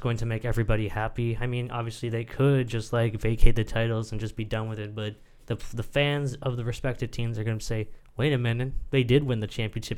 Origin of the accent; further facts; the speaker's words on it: Canada; as a Canadian sportsman